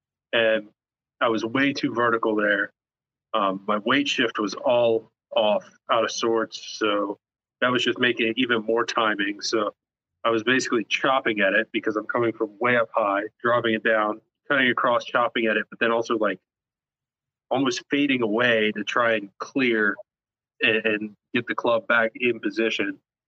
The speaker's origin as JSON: {"language": "English", "region": "the Carolinas", "country": "United States", "tie": "born or raised there", "said": "And then growing up in the Carolinas, I'm a Panthers fan for NFL."}